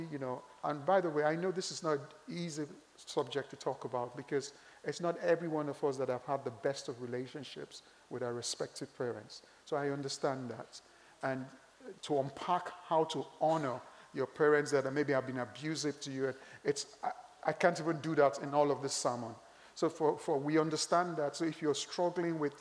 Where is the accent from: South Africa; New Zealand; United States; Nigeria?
Nigeria; I'm Nigerian